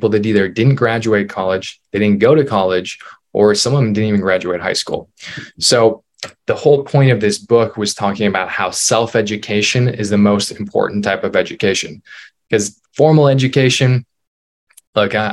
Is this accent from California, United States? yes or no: no; northern Minnesota, United States; I born and raised in Minnesota, northern Minnesota, originally tiny little town